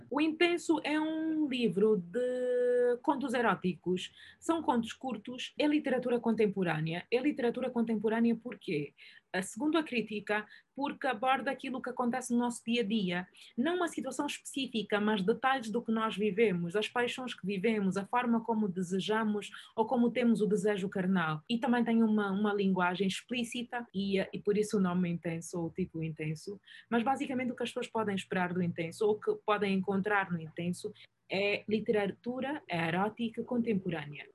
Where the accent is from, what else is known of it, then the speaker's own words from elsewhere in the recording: Angola; eu sou angolano